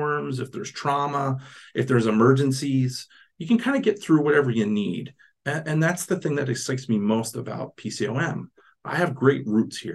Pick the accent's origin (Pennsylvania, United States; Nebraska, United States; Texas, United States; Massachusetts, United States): Pennsylvania, United States; Philadelphia; I grew up in Philadelphia